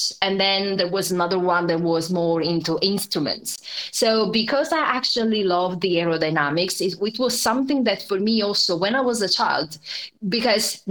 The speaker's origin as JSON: {"language": "English", "country": "Italy", "tie": "born or raised there", "also_born_or_lived": "Germany / United Kingdom", "moved": "as an adult", "said": "I'm Italian, so I grew up in Italy, and then I left and I spent now almost 10 years across Germany and the UK."}